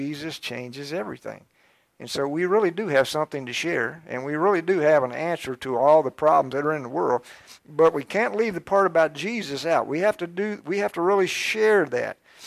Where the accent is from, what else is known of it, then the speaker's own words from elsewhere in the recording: Georgetown, Kentucky, United States; I started out in Georgetown, I was born in Georgetown, and I went to school in Scott County for a few years till third grade